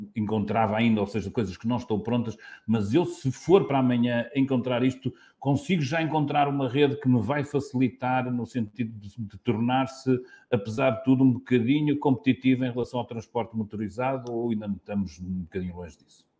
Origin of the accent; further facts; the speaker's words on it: Porto, Norte, Portugal; até sou do Porto